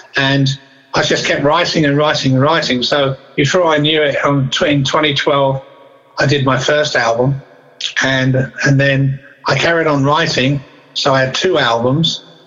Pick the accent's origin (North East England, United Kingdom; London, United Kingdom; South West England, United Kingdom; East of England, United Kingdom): East of England, United Kingdom; Southend-on-Sea; a place called Essex in England, which is uh, a place called Southend on Sea in Essex